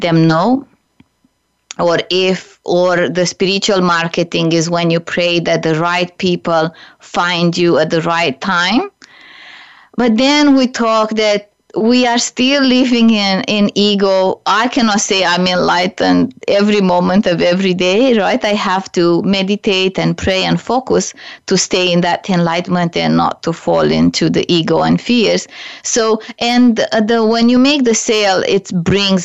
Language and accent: English; Romania; moved away; also born or lived in Canada / United States; I'm originally from Romania